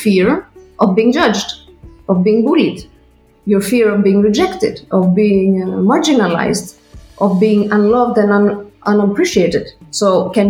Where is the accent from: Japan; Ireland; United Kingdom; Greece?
Greece; moved away as an adult; now in Switzerland; I come from Greece